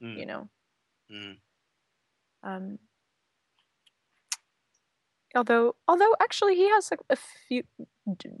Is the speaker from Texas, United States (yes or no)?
yes; Texas, United States; I'm from Texas